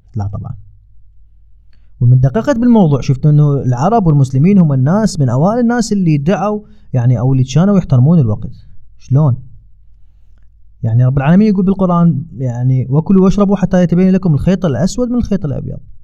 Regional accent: Iraq; moved away; اني من العراق

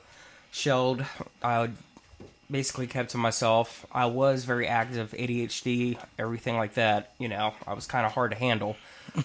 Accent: Chesapeake, Virginia, United States; I am originally from Chesapeake, Virginia.

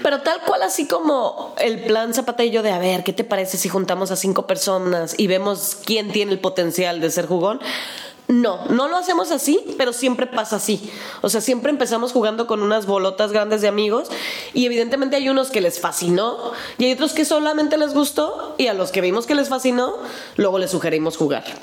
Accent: Mexico; accent: Mexican; toda la gente que nos preguntaba de dónde veníamos y decíamos México

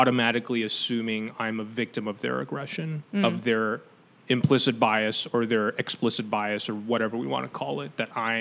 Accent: Taiwan; moved away; I'm from Taiwan.

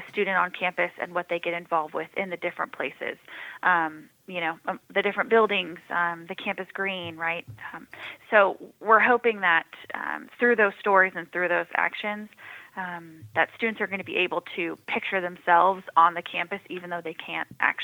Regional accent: San Diego, California, United States; moved away as an adult; now in Rock Hill, United States; born and raised in San Diego

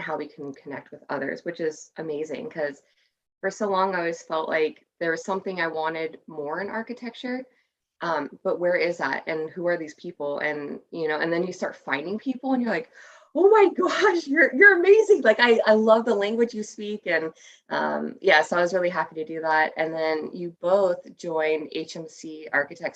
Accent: Ventura County, Southern California, United States; I grew up in Ventura County. So that's Southern California

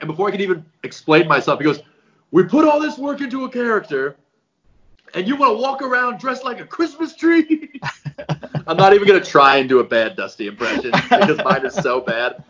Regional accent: Colorado, United States; moved away as an adult; also born or lived in Nebraska; I grew up in Colorado

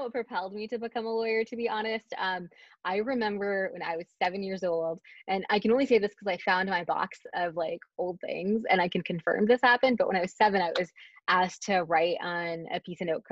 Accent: Dallas, Texas, United States; moved away as an adult; I'm from the Dallas area, I left for a very long time

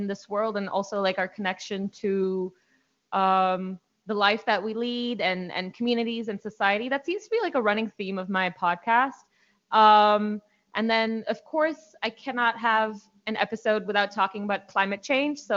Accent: India; I'm from India

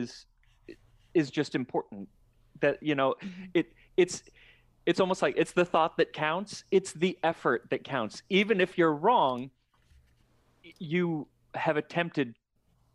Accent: Phoenix, Arizona, United States; I grew up in Phoenix

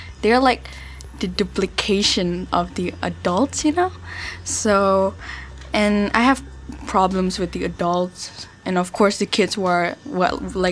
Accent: Jakarta, Indonesia; I come from Jakarta

